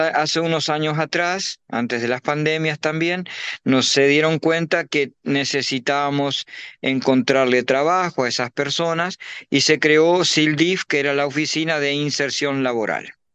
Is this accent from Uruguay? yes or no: yes; Uruguay; now in Paraguay; soy uruguayo con nacido en Uruguay, pero eh, vivo hace muchos años en Paraguay